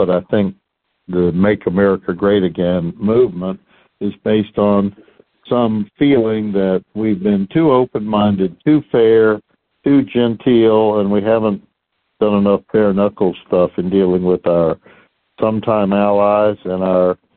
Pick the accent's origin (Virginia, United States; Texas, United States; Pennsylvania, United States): Texas, United States; Houston; I grew up in Houston, went to the public schools here